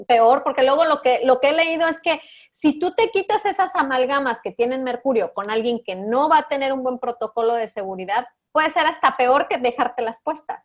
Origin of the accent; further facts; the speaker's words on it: Mexico; aquí en México, aquí en mi país, incluso en mi comunidad